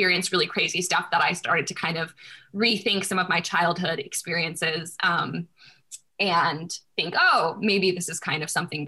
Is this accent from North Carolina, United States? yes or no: yes; North Carolina, United States; also born or lived in St. Louis, Missouri; now in New York, United States; I'm in New York right now, but I'm from North Carolina, so.